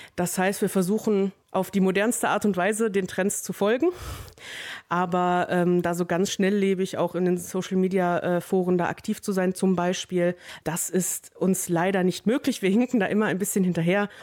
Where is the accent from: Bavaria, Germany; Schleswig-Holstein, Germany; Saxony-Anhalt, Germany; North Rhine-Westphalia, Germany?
North Rhine-Westphalia, Germany; Wesel; ich komme aus Wesel